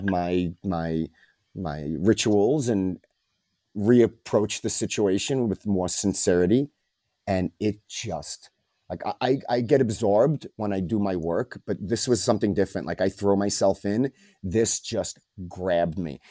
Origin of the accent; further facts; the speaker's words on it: New York City, New York, United States; moved away as an adult; also born or lived in Japan; now in Mexico; growing up in New York